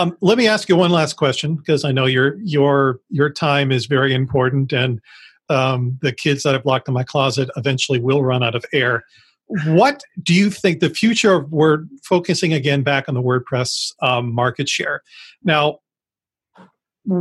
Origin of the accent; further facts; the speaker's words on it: United States; As an American